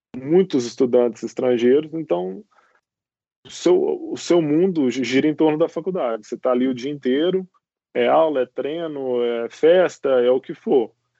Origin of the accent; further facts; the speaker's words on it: Belo Horizonte, Minas Gerais, Brazil; moved away as an adult; now in United States; eu sou natural de Belo Horizonte. É, é, eu cresci em Belo Horizonte, morei em Belo Horizonte até os 19 anos. Com 19 eu fui para os Estados Unidos.